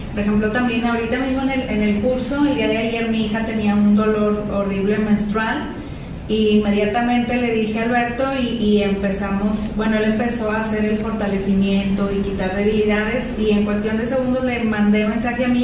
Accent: Portugal; de lo soy portuguesa. Ah, sí es ¿eh? portuguesa.

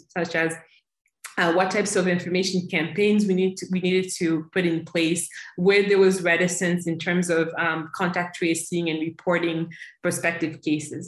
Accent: United States; moved away as an adult; now in Democratic Republic of the Congo; I grew up in the US and then over a decade ago made the decision to return to my home country, the DRC

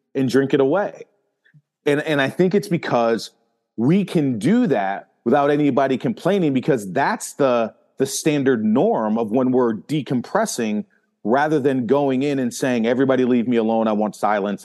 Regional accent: Northeast, United States; me growing up in the Northeast

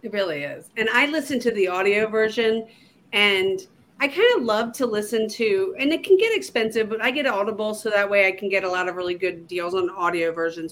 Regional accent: just outside of Baltimore, Maryland, United States; moved away as an adult; now in Southwest Virginia, United States; I was born and raised in just outside of Baltimore, Maryland, and I moved to Southwest Virginia to for my husband

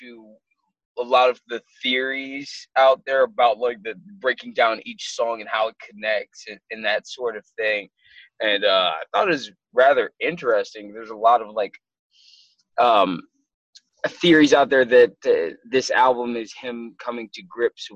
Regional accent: Minneapolis, Minnesota, United States; I'm a kid from Minneapolis, Minnesota that was born with a dollar and a dream

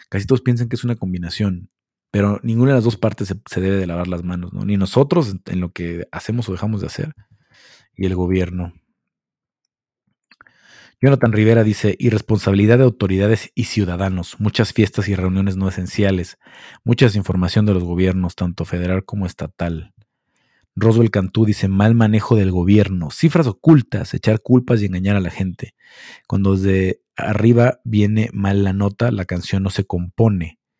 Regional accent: Mexico; somos un país valemadrista. No todos, pero la mayoría toma esto de la pandemia como un, ah, somos mexicanos y nos la pela el virus.

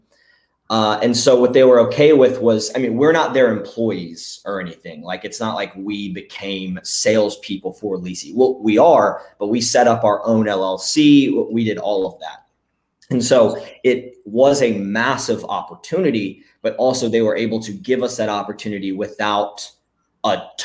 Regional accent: Florence, South Carolina, United States; moved away as an adult; now in Myrtle Beach, United States; For everyone in the States, that would be Florence. It's just about an hour away from where I am now here in Myrtle Beach. But that's where I grew up

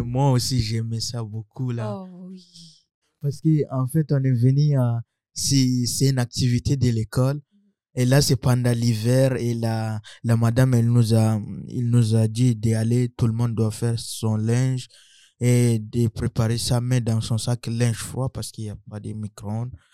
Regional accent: Chad; also born or lived in Central African Republic; now in Trois-Rivières, Canada; je suis centrafricain j'ai grandi au Tchad

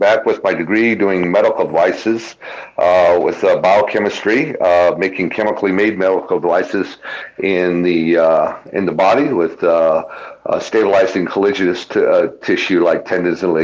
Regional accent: Tucson, Arizona, United States; Born and raised in Tucson, Arizona, in a small ranch out there

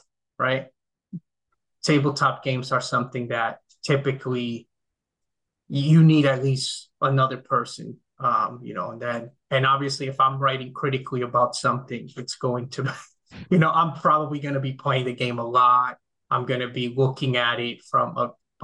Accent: Dominican Republic; now in United States; I grew up in the Dominican Republic, which is at least where I grew up there.

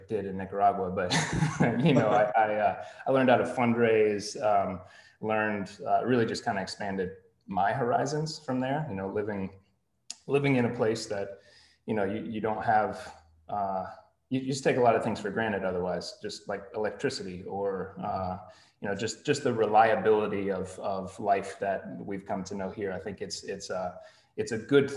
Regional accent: Greenville, United States; moved away; Greenville specifically was, I was born and raised here

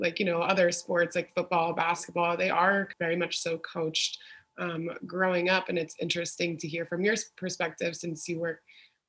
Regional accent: New Jersey, United States; being from the Northeast, I grew up in New Jersey

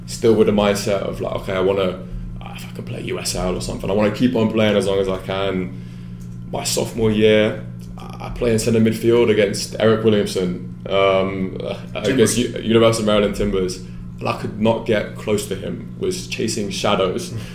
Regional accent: London, United Kingdom; moved away; I was born and raised in England, grew up playing there.

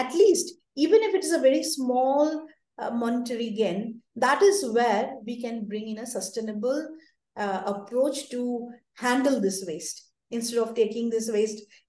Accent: India; especially in my hometown. Or all over India

